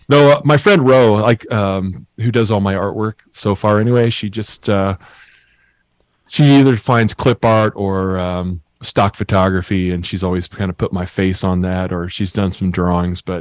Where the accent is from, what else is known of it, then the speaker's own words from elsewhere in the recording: Lake Geneva, Wisconsin, United States; moved away; I live in Hales Corners, Wisconsin. Oh, cool. I grew up in Lake Geneva